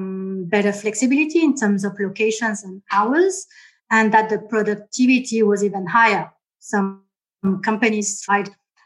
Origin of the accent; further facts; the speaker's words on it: Paris, Île-de-France, France; accent: Australian French; moved away as an adult; also born or lived in Australia; strange Australian French accent. So I'll spend a bit of time on my background. I was born in Paris. My origins are Vietnamese. And so I was born and raised there, studied at a business school in Paris